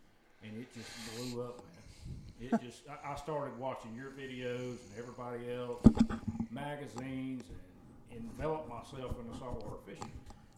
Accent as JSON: {"language": "English", "region": "the Carolinas", "country": "United States", "tie": "born or raised there", "moved": "as an adult", "lives_now": "Florida, United States", "said": "growing up in the Carolinas"}